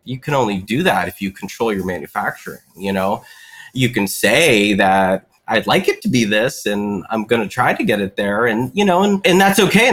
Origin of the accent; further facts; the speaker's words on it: Western Pennsylvania, United States; I grew up in Western Pennsylvania